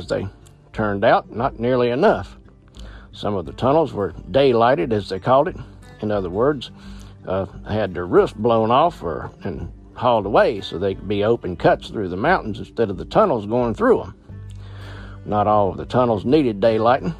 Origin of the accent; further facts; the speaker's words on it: Virginia, United States; I've spent many hours walking on the old Cripple Creek line in my hometown, Virginia